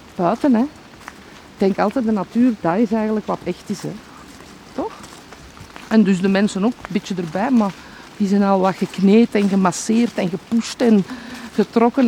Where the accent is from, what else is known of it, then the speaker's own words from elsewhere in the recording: Noorderwijk, Flanders, Belgium; Ik ben hier geboren en getogen